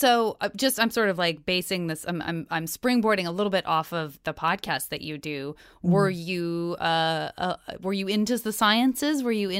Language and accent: English; Arizona, United States; I'm from Arizona.